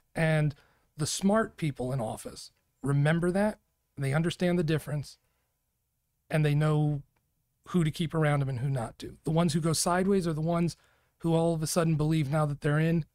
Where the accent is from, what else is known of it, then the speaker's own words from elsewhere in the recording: New York, United States; now in Arizona, United States; I grew up in New York.